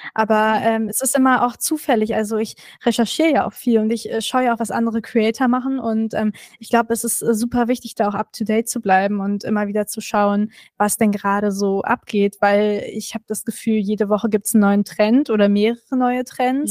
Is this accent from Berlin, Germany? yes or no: yes; Berlin, Germany; ich bin Berlinerin